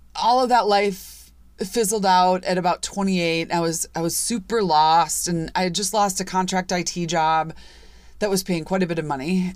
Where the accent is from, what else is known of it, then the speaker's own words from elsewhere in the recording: Chicago, Illinois, United States; I grew up in Chicago, I grew up in the suburbs of Chicago